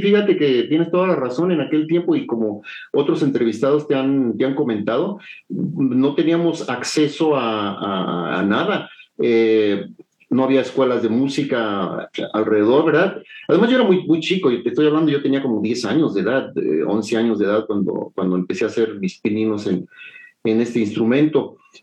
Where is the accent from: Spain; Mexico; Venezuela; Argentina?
Mexico; San Juan del Río, Querétaro; moved away as an adult; also born or lived in Mexico City (Coyoacán) / Acapulco, Guerrero / Chilpancingo, Guerrero; mi primera infancia y después em, mi familia se mudó a, a, San Juan del Río